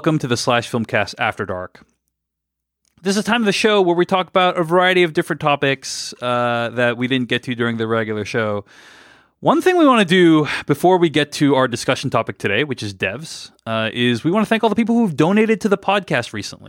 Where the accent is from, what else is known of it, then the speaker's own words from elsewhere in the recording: Philadelphia, Pennsylvania, United States; it was filmed in my hometown of Philadelphia, not New York.